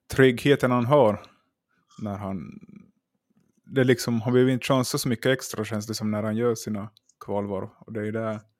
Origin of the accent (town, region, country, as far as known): Finland